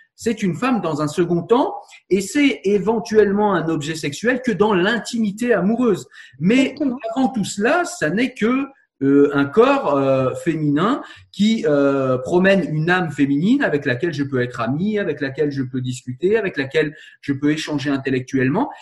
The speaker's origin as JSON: {"language": "French", "country": "France", "said": "Je suis français"}